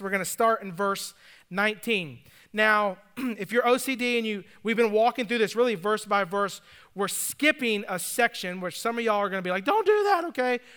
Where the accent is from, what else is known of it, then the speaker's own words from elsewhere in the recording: Atlanta, Georgia, United States; also born or lived in Nashville; now in Greenville, United States; growing up in Atlanta